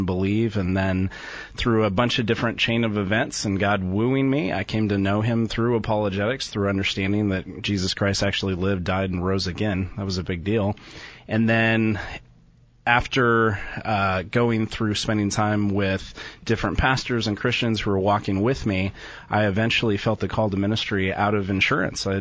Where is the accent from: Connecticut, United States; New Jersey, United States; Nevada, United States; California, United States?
California, United States; Southern; now in San Jose, United States; So I grew up in Southern California